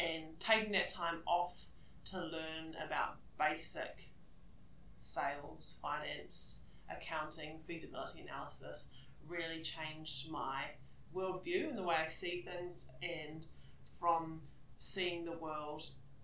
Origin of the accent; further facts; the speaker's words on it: Dunedin, Otago, New Zealand; I was born in New Zealand. Born in Dunedin, grew up in Dunedin